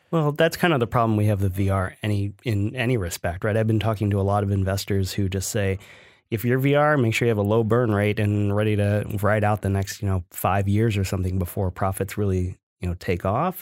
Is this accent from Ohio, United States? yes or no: yes; Ohio, United States; where I grew up in Ohio